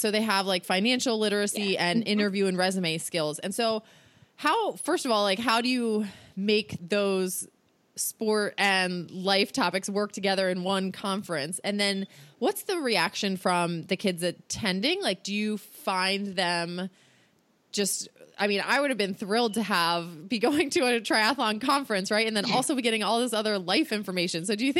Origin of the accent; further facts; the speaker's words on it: outside of Baltimore, Maryland, United States; moved away as an adult; now in Virginia, United States; I grew up outside of Baltimore, and then I lived in Baltimore about 5 years before coming back down to Virginia here.